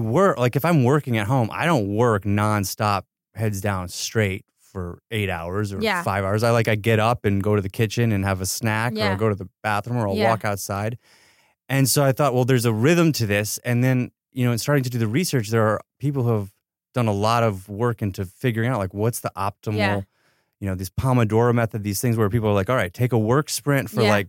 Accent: Ithaca, New York, United States; now in Los Angeles, United States; No, I grew up in Ithaca, New York.

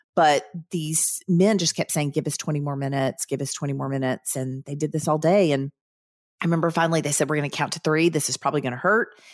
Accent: the South, United States; growing up in the South

